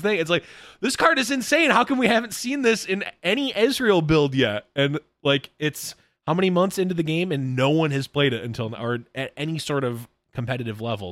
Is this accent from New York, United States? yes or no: yes; Buffalo, New York, United States; I'm from Buffalo, New York